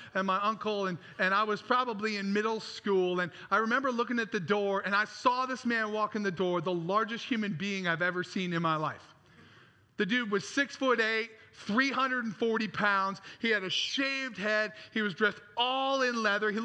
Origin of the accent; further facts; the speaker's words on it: Traverse City, Michigan, United States; I grew up in Traverse City, Michigan